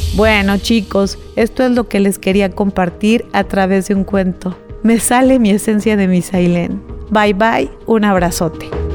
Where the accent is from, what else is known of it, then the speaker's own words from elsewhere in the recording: Mexico; darnos la mano como mexicanos